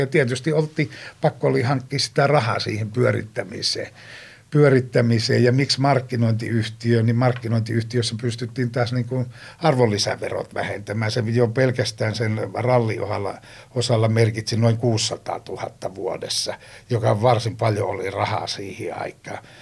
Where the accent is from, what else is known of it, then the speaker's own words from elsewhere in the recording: Joensuu, North Karelia, Finland; Pohjois-Karjalassa, mistä mä oon kotoisin Joensuusta